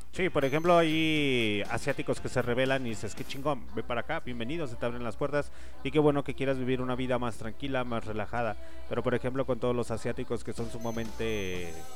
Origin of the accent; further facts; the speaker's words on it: Mexico; somos mexicanos